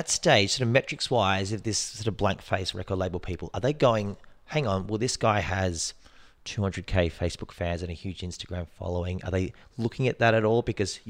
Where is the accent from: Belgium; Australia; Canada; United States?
Australia; I'm from Australia, mate.